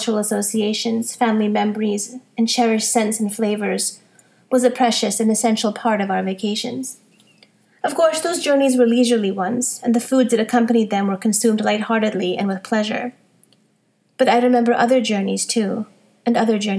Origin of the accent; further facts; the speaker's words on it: Boston, Massachusetts, United States; When I was a little girl growing up in Boston